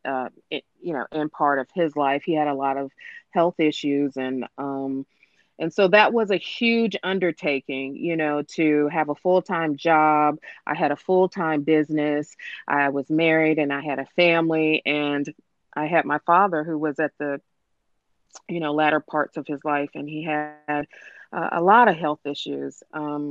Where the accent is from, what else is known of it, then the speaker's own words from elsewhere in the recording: Washington, District of Columbia, United States; I'm from the Washington, D.C. metropolitan area